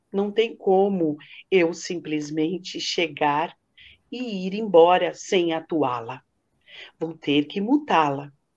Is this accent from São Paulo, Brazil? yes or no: yes; Santos, São Paulo, Brazil; na rádio aqui em Santos, que eu sou de Santos